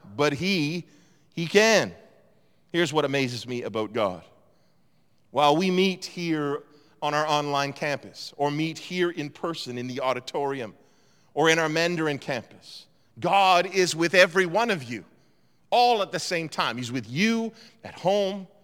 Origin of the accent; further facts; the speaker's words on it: East Coast, Atlantic Canada, Canada; moved away as an adult; also born or lived in Toronto; I grew up on the East Coast